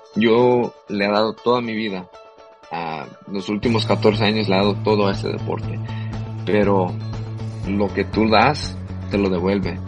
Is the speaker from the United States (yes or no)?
yes; Los Angeles, California, United States; also born or lived in El Salvador; aquí en East LA, donde yo nací también